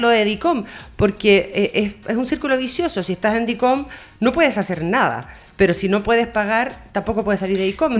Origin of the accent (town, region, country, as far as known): Chile